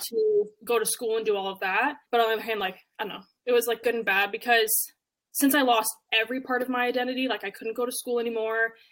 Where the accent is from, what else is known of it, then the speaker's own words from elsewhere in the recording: Canada; now in United States; I'm originally from Canada